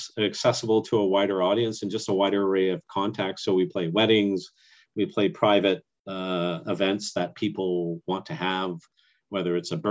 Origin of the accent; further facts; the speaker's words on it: Canada; I'm active as a Canadian